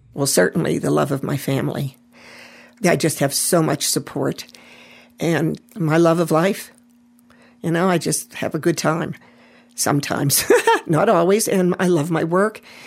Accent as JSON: {"language": "English", "town": "Pittsburgh", "region": "Pennsylvania", "country": "United States", "tie": "born or raised there", "said": "I was raised in Pittsburgh, you know, maybe a mile and a half from the mills"}